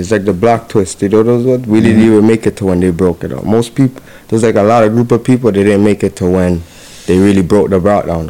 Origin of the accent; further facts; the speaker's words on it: Toronto, Ontario, Canada; Life was crazy, you know? I lived in the real Regent Park where, nighttime came on, you had to go home.